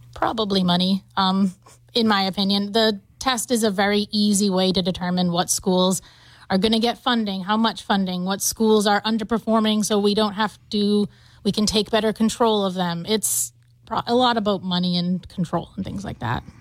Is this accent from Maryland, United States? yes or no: no; Taunton, Massachusetts, United States; I'm from Taunton, Massachusetts. That's where I grew up